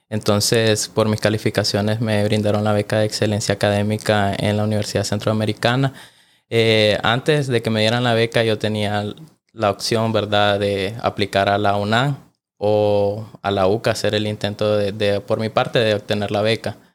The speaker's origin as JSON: {"language": "Spanish", "region": "Managua", "country": "Nicaragua", "said": "Bueno, yo soy de acá de Managua, del barrio San Cristóbal."}